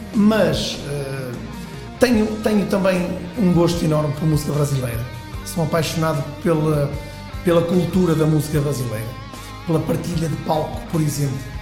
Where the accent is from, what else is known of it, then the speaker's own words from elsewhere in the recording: Braga, North, Portugal; also born or lived in Porto / Fafe; Tenho raízes em Faf mas desde os 6 anos de idade que vivo em Braga.